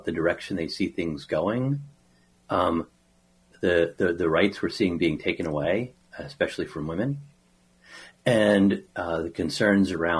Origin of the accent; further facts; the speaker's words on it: Washington, District of Columbia, United States; moved away as an adult; also born or lived in Farmville, Virginia; now in Chaska, United States; I grew up in the Washington, D.C. metro area, where I was raised